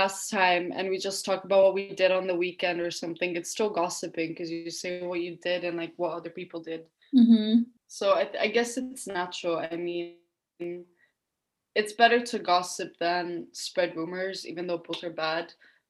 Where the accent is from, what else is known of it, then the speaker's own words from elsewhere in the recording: Italy; moved away; I'm 17. I come from Italy